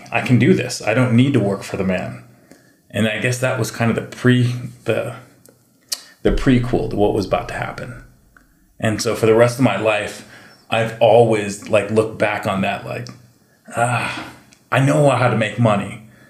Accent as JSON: {"language": "English", "region": "Hawaii", "country": "United States", "said": "It looks Hawaiian. I'm Hawaiian. I can probably market these."}